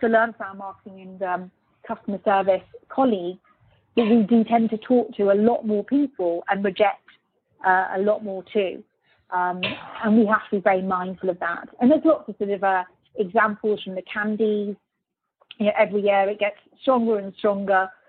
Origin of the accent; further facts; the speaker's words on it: Birmingham, West Midlands, United Kingdom; moved away; also born or lived in Luxembourg / London; I'm a British person born in Birmingham, so very proud of being from Birmingham.